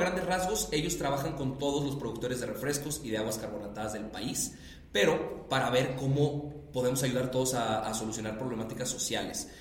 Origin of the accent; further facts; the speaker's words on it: Monterrey, Nuevo León, Mexico; Yo que soy de Monterrey